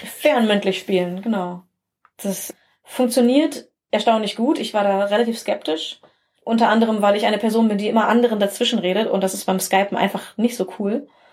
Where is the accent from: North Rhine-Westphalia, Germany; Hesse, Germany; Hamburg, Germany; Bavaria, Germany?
North Rhine-Westphalia, Germany; Bielefeld area; als Kind und Teenager habe ich auch in einer kleinen Stadt hier in einer, im Bielefelder Umland gelebt